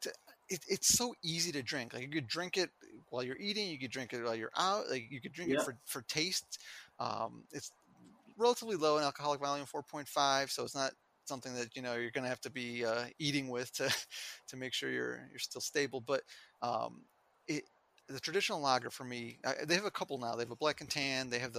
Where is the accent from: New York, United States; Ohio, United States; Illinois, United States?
Illinois, United States; Chicago; moved away as an adult; also born or lived in Pennsylvania / Milwaukee, Wisconsin; I'm from Chicago